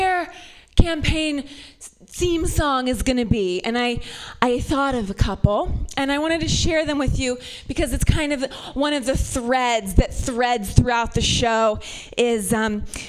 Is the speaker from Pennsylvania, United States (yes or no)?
no; Ohio, United States; also born or lived in San Francisco Bay Area; now in San Francisco, United States; I'm from Ohio